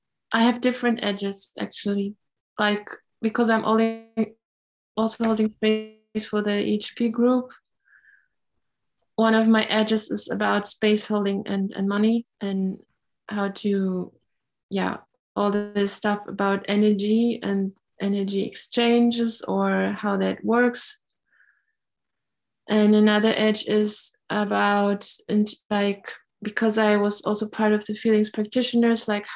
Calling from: Germany; I'm calling in from the Harz Mountains in Germany.

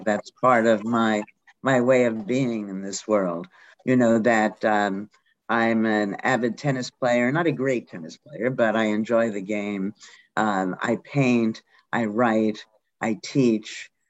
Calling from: Dartmouth, Massachusetts, United States; I'm in Dartmouth, Mass.

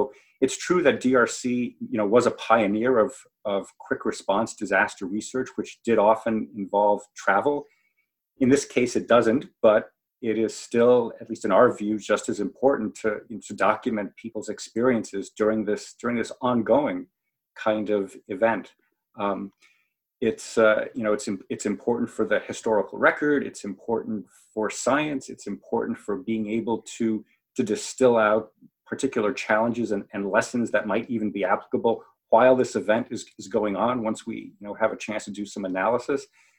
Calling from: Newark, Delaware, United States; I am calling from Newark, Delaware. That's where the University of Delaware is.

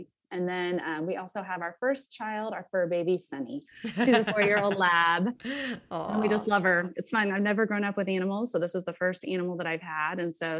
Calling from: Overland Park, Kansas, United States; I am joining you from Overland Park, Kansas.

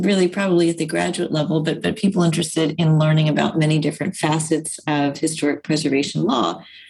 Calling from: Hartford, Connecticut, United States; So right now I'm beaming in from Hartford, Connecticut.

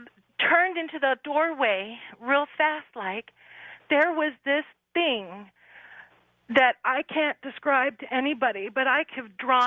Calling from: Sacramento, California, United States; I'm calling from Sacramento.

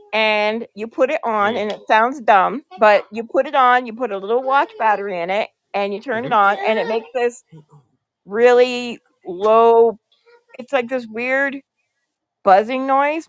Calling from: Ontario, Canada; I'm calling from Ontario, Canada.

